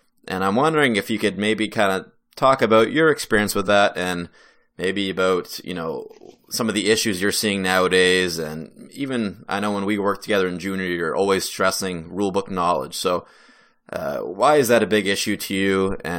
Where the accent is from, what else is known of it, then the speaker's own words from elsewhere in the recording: New Brunswick, Canada; that's kind of the hockey that I grew up with here in New Brunswick was CIS.